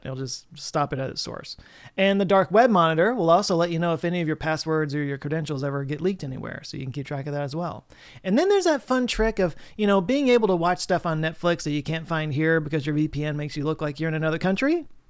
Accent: Texas, United States; growing up in Texas, sadly living my whole life in Texas

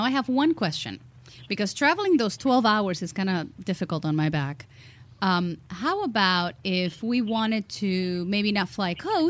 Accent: Cuba; I'm Cuban.

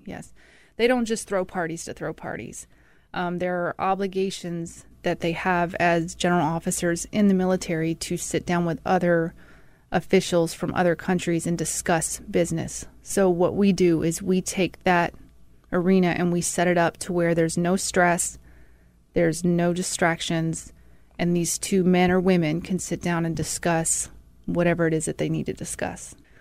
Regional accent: Mississippi, United States; moved away; also born or lived in Colorado Springs, Colorado; I'm from Mississippi

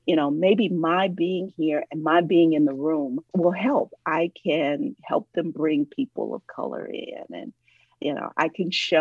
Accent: Ohio, United States; now in Atlanta, United States; I am originally from Ohio, but I've lived here for decades now

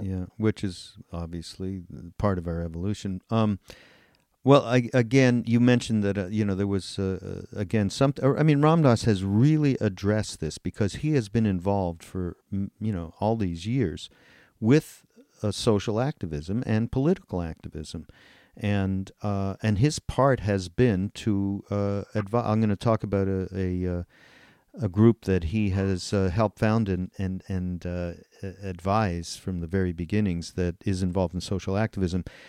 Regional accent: Montreal, Quebec, Canada; I'm from Montreal, and as you know, these Canadians, we Canadians, are fairly apolitical, and I grew up in a completely apolitical household

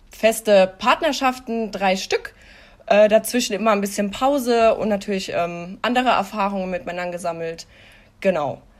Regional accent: Hesse, Germany; ich bin 33 Jahre alt, ich komme aus Hessen.

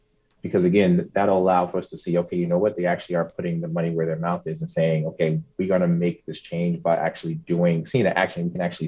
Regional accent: New Jersey, United States; moved away as an adult; I'm originally from New Jersey, transplant here, so I moved here last summer

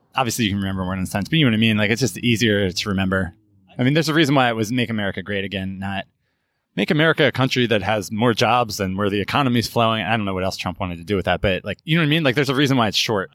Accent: United States; we're American and somewhere along the lines, the Italian pronunciation got dropped.

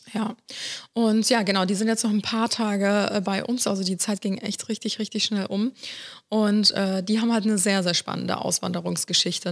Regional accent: Cologne, North Rhine-Westphalia, Germany; also born or lived in Ulm; wir sind beide in Köln aufgewachsen

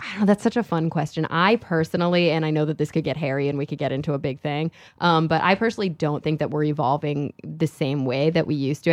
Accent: Texas, United States; moved away as an adult; also born or lived in Queens, New York City; I grew up in Texas

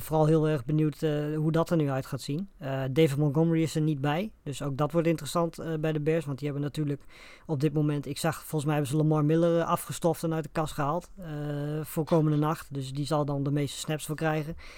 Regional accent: Netherlands; voor ons als Nederlanders

